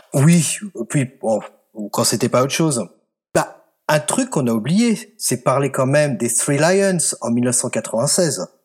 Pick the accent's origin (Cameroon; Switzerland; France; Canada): France; moved away as an adult; also born or lived in Scotland; je suis français